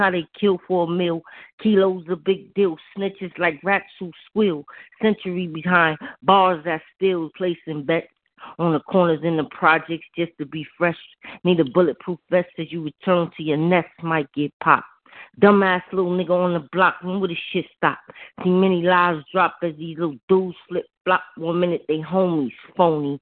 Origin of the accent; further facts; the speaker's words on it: New York, United States; I'm from New York